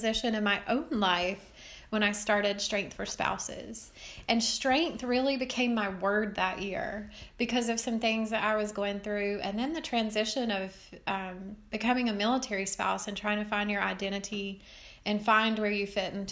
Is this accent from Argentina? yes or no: no; Marion, North Carolina, United States; accent: western North Carolina twang; moved away as an adult; also born or lived in Raleigh area; I grew up in the western part of North Carolina in a small town called Marion, which is near Asheville